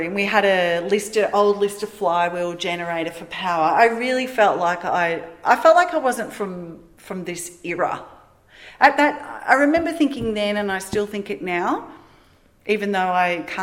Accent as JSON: {"language": "English", "town": "Melbourne", "region": "Victoria", "country": "Australia", "also_born_or_lived": "Gold Coast, Queensland / Lightning Ridge, New South Wales", "moved": "yes", "said": "I'm from Melbourne."}